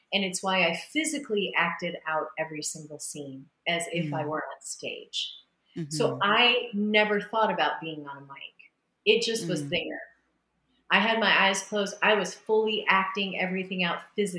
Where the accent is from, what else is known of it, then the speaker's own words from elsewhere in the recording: Illinois, United States; very old church that I went to growing up in Illinois